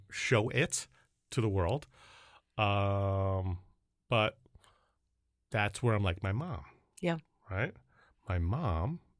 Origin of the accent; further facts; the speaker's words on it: Canada; I'm from Canada. It's French, Korean, uh